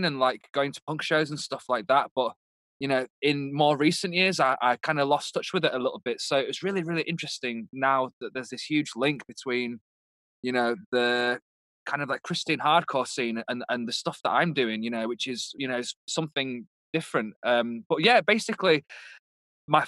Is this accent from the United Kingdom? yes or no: yes; United Kingdom; moved away; I'm obviously British